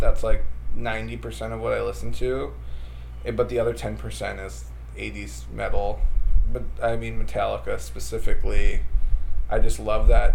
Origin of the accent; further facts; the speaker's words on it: Wisconsin, United States; I grew up in Wisconsin, so, like, everybody... Every dad hunted and stuff